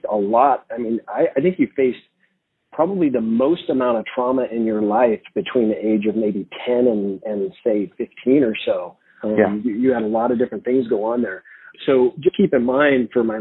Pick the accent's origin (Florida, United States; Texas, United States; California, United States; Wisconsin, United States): California, United States; Southern; I grew up in Southern California.